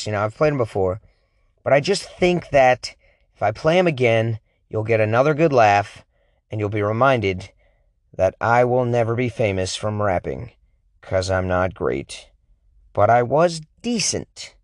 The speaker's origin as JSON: {"language": "English", "region": "Oregon", "country": "United States", "said": "I'm a whitey from Oregon."}